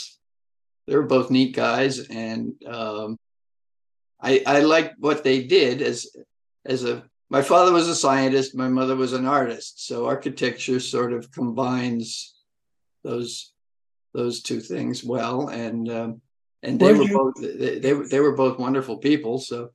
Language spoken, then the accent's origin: English; Belmont, Massachusetts, United States; moved away as an adult; now in Hamptons, United States; I was born in Belmont, Massachusetts